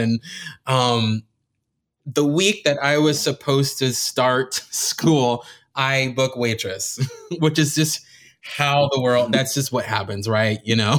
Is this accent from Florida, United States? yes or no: yes; Miami, Florida, United States; I was born and raised in Miami